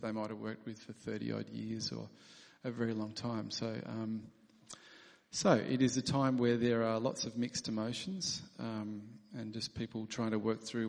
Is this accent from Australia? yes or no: yes; South Australia, Australia; born there; also born or lived in England; I was born in South Australia, but I've moved around, lived in lots of different states. And Heather and I lived in the UK, and Tom was born in England.